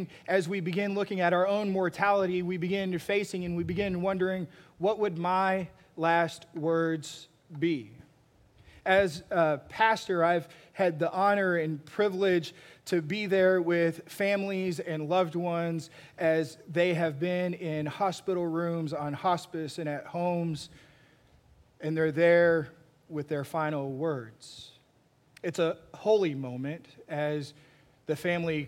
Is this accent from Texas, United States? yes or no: yes; Texas, United States; me growing up in Texas watching a bunch of Westerns